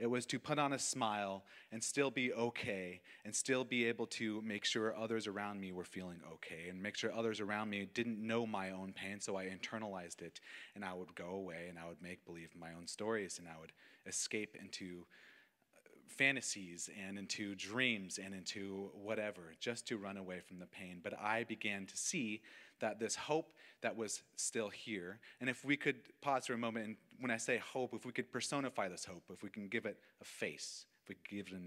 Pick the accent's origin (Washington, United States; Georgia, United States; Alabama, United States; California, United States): California, United States; Auburn; also born or lived in Cool, California; I was born in July of 1993, and I grew up in Cool, California, then moved to Auburn. I'm a foothill baby